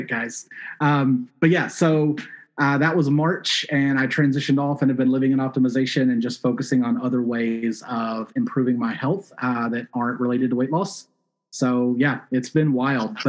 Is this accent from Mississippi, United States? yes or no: yes; South Mississippi, United States; moved away as an adult; also born or lived in Syracuse, New York / New York City / London / China; now in Portland, United States; I grew up in Mississippi